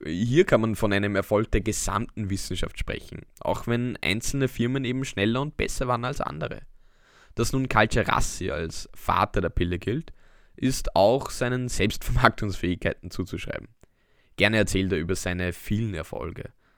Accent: Austria; unsere Heimat

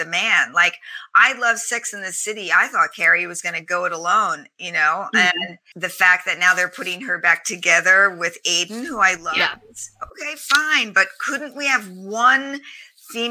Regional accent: New York City, New York, United States; I grew up in Staten Island

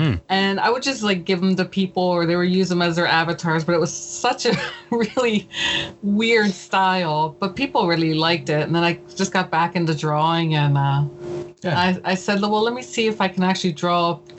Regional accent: Atlantic City, New Jersey, United States; Atlantic City, where all the gambling and the boardwalk.

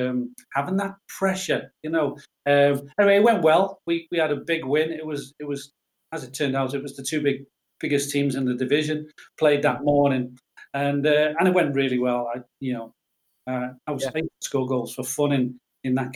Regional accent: Liverpool, North West England, United Kingdom; we moved from Everton to Cantrell Farm

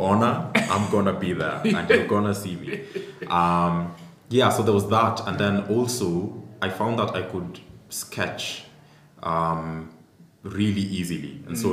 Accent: Eldoret, Uasin Gishu County, Kenya; I grew up in Eldoret

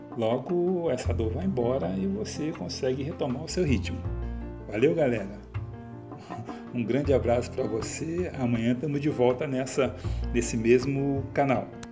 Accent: Rio de Janeiro, Brazil; como bom carioca

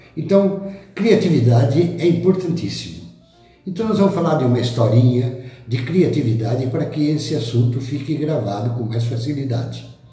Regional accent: Botucatu, São Paulo, Brazil; lá da minha terra de Botucatu

